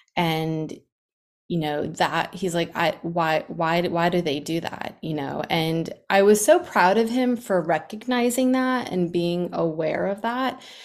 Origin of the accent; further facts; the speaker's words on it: New York, United States; now in Atlanta, United States; I grew up in New York